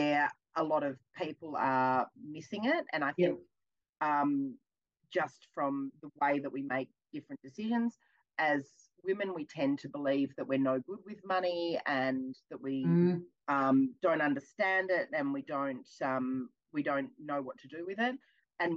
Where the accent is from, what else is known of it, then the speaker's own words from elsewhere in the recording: Melbourne, Victoria, Australia; I'm from Melbourne